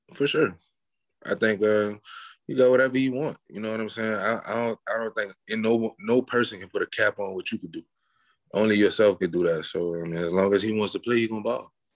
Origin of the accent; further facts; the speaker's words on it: New Orleans, Louisiana, United States; I'm from New Orleans, so I went to yeah. St. Augustine school, high school